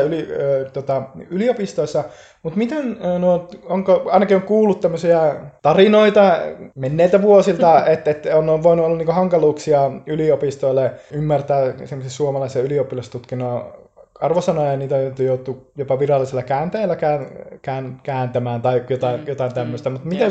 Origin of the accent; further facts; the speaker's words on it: Finland; moved away as an adult; now in Bristol, United Kingdom; mä kävin Suomessa aikanaan IP-lukion